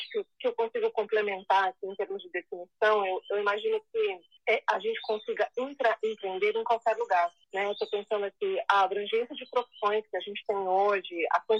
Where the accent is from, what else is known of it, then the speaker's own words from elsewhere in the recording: Brazil; é brasileira, branca, branca, loira